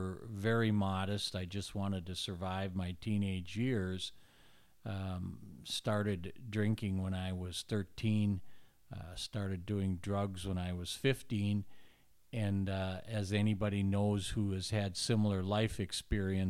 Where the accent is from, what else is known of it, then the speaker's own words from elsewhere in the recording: Minneapolis, Minnesota, United States; I grew up in Northeast Minneapolis